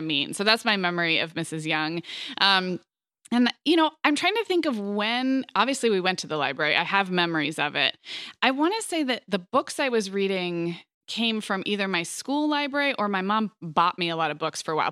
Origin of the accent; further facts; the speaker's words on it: Santa Barbara, California, United States; moved away; also born or lived in Montecito; I grew up in Santa Barbara, and then I grew up in Montecito